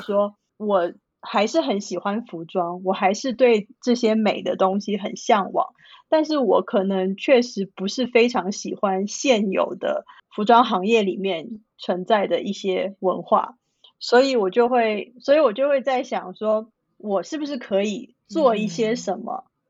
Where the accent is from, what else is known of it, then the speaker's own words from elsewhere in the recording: Shanghai, China; now in San Francisco, United States; 我从小是在上海长大，我是一个完，完全全地在 urban city 长大、生活、工作的人